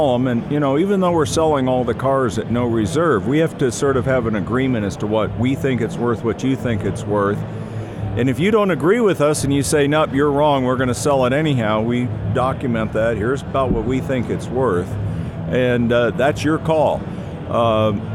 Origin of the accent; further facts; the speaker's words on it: Scottsdale, Arizona, United States; I grew up in Scottsdale.